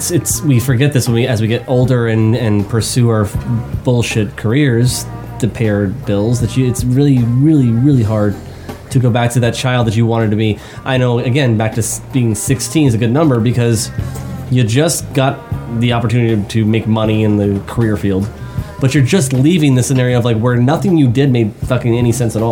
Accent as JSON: {"language": "English", "town": "Tijuana", "region": "Baja California", "country": "Mexico", "said": "I am actually from Tijuana, Mexico."}